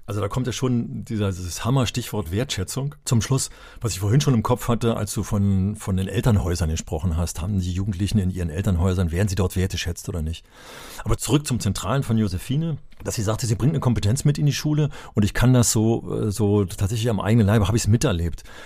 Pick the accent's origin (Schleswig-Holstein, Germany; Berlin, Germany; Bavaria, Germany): Berlin, Germany; ich bin ja in Berlin aufgewachsen